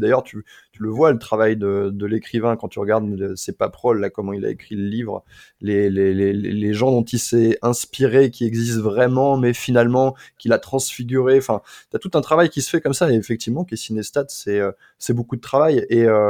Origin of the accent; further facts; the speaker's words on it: La Ferté-Bernard, Pays de la Loire, France; moved away; also born or lived in Le Mans; la ville euh, dans laquelle j'ai passé une partie de mon enfance s'appelle La Ferté-Bernard